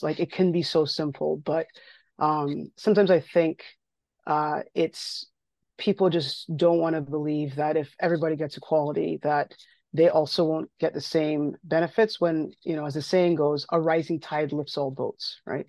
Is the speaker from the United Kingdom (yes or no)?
no; Barbados; moved away as an adult; now in Ontario, Canada; I grew up in Barbados, I grew up in the Caribbean. Um, I didn't leave, didn't leave until I was eighteen.